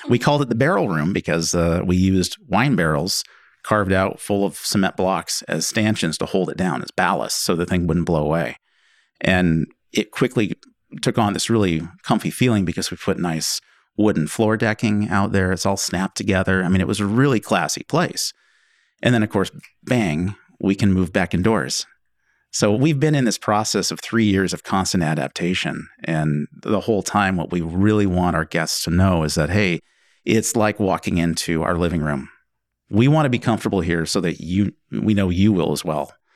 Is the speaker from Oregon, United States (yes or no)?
yes; McMinnville, Oregon, United States; Well, Angela and I grew up in McMinnville, originally.